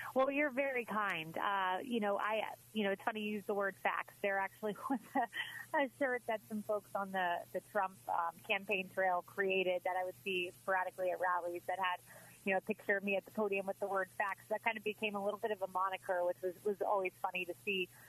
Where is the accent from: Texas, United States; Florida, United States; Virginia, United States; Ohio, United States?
Florida, United States; Tampa; moved away as an adult; also born or lived in Miami / New York; It's always great to join back in my hometown.